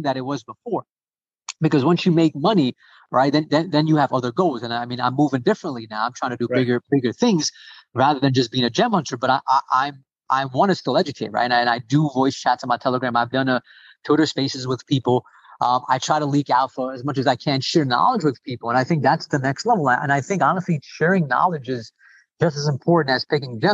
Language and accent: English; New York, United States; I'm from New York